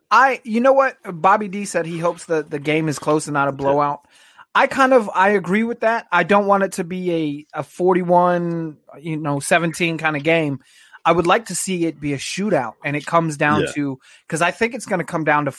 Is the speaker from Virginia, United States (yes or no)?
yes; Virginia, United States; now in Texas, United States; So I grew up in Virginia